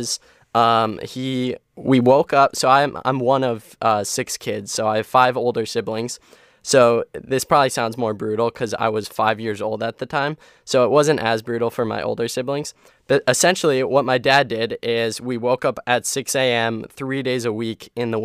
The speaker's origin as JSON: {"language": "English", "town": "Erie", "region": "Pennsylvania", "country": "United States", "tie": "born or raised there", "said": "I grew up in Erie, Pennsylvania, and Erie is one of the snowiest towns in America."}